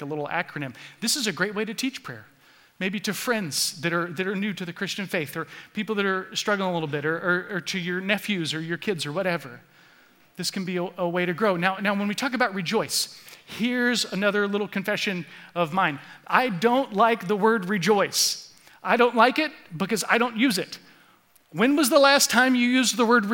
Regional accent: Florida, United States; moved away; I grew up in Florida

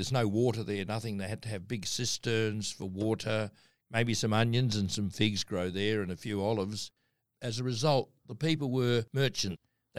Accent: Adelaide, South Australia, Australia; born there; But anyway, yes, I was born in Adelaide in 1948.

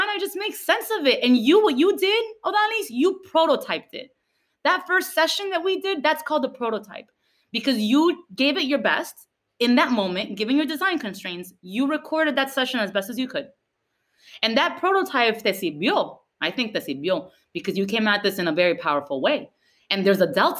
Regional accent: Miami, Florida, United States; English is a second language; We don't have that in Miami.

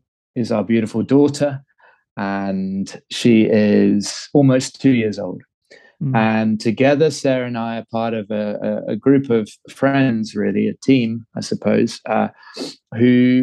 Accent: London, United Kingdom; moved away as an adult; now in Cape Town, South Africa; from London originally, Southeast London, in fact, and have been living in Cape Town now for the last 13 years. So I'm Londoner born and bred

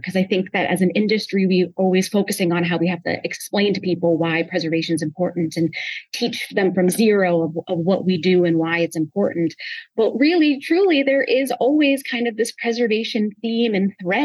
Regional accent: Albany, New York, United States; moved away; I'm from Albany, New York, originally

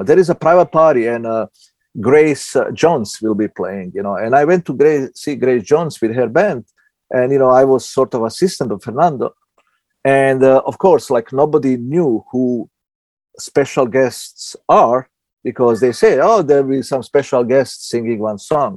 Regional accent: Southern Italy, Italy; English is a second language; moved away as an adult; also born or lived in former Yugoslavia / Belgrade; now in New York, United States; I was the guy from Southern Italy, born in former Yugoslavia, you come to New York.

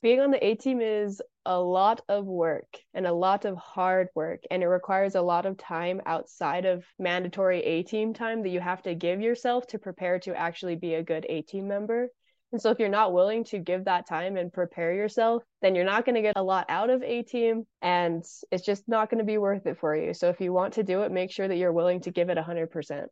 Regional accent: Brigham City, Utah, United States; I am from Brigham City, Utah

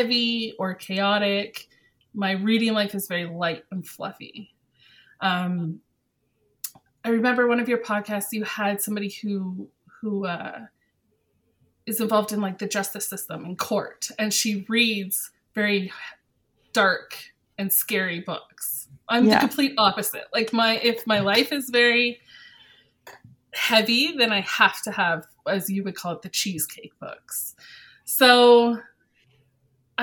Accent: Ontario, Canada; moved away as an adult; now in Edmonton, Canada; I'm from Ontario in Canada

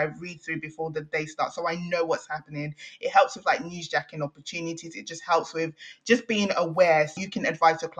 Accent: Nigeria; moved away; being Nigerian

